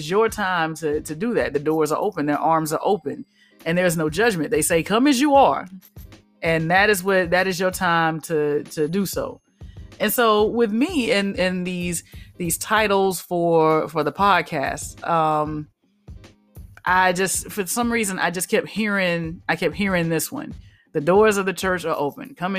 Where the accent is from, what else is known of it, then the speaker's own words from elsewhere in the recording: Alabama, United States; So I grew up in the South. Alabama, to be precise